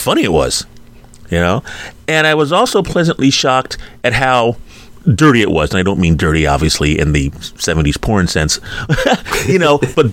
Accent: Philadelphia, Pennsylvania, United States; growing up in Philadelphia

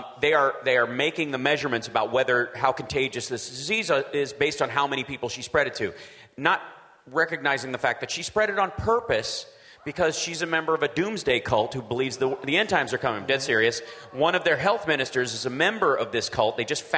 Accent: Peaks Mill, Kentucky, United States; At my church when I was growing up in Peaksmill, Kentucky, we had a little white Christian church in every sense of the word.

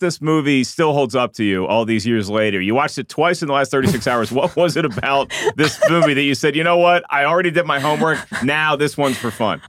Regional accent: Williamsburg, Virginia, United States; I grew up in Williamsburg, Virginia.

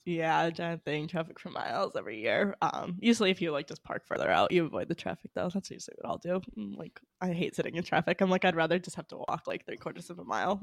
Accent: New England, United States; I'm from New England

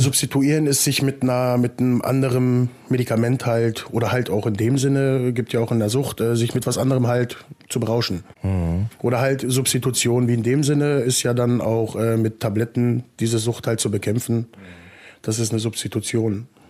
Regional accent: Salzgitter, Lower Saxony, Germany; Ja, hier Salzgitter-Umgebung, also aus so einem kleinen Kuhkaff.

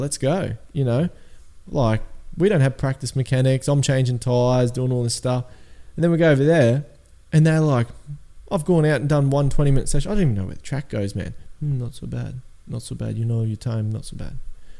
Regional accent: Australia; we're Australian, we're underdogs.

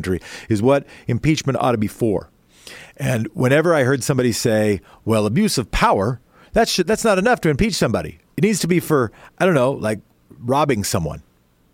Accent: Oregon, United States; a capital city of my home state

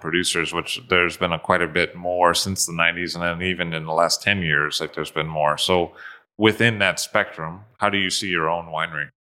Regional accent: United States; being an American

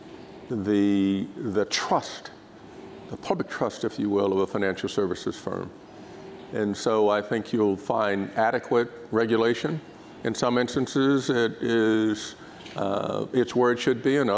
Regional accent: Dayton, Ohio, United States; moved away; my hometown, which is Dayton, Ohio

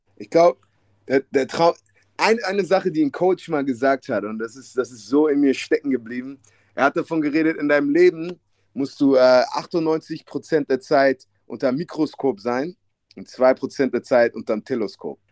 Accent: Hamburg, Germany; moved away as an adult; ich bin in Ostdorf aufgewachsen, ja. was in West-Hamburg ist

